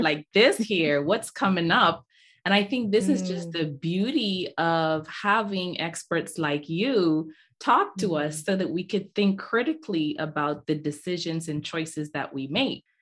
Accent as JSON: {"language": "English", "country": "Nigeria", "also_born_or_lived": "Bahamas", "said": "I'm from Nigeria. My dad's from Nigeria. My mom's from the Bahamas"}